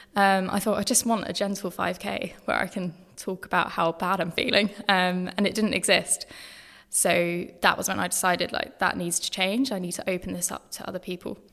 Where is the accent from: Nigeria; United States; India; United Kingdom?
United Kingdom; Brighton, South East England; moved away as an adult; also born or lived in Eastbourne; now in London, United Kingdom; I grew up in Sussex, grew up in Brighton, um, and then Eastbourne